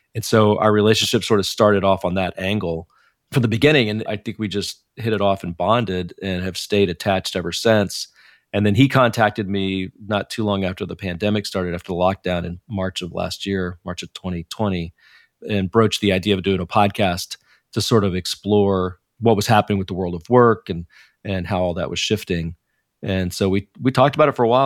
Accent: Dallas, Texas, United States; moved away as an adult; now in Silicon Valley, United States; I grew up in Dallas, Texas

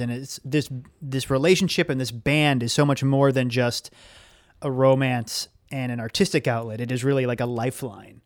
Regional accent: Saugus, Massachusetts, United States; born or raised there

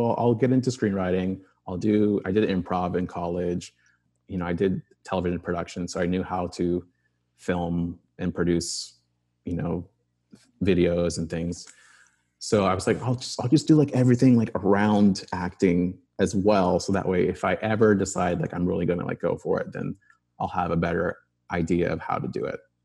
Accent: Arizona, United States; I grew up in Arizona, in the suburbs

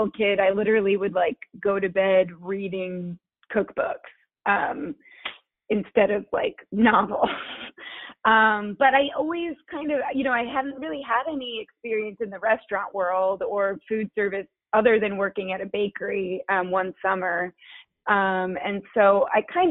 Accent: Chicago, Illinois, United States; also born or lived in Kentucky; now in Knoxville, United States; I'm originally from Chicago, but I moved to Knoxville actually from Kentucky.

